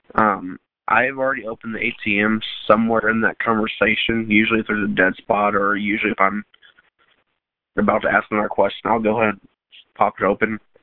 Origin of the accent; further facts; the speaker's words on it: Lago Vista, Texas, United States; I was born and raised in Lago Vista, Texas